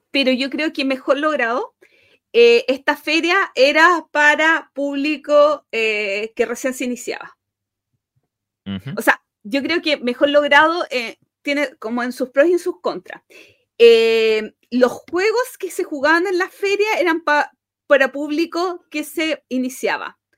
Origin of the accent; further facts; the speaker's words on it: Chile; como buen chileno, parece Mm. como, buen latinoamericano